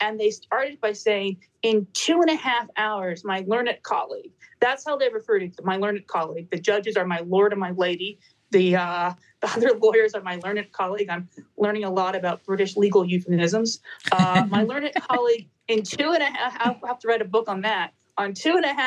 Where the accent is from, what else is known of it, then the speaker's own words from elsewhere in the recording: United States; I'm an American observing the UK system